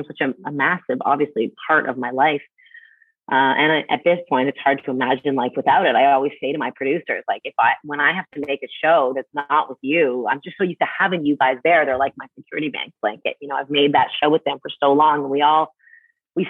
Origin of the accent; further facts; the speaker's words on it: Canada; moved away; I'm from Canada